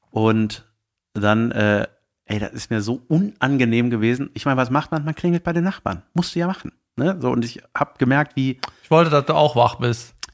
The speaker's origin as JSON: {"language": "German", "town": "Munich", "region": "Bavaria", "country": "Germany", "said": "Ich komme aus München."}